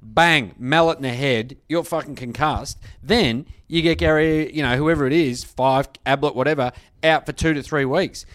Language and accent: English; Australia; as an Australian